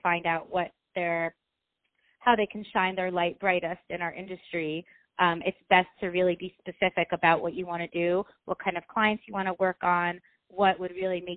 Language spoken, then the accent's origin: English; United States; also born or lived in Ukraine; I was born in Ukraine. My family, we immigrated to America when I was about 4 years old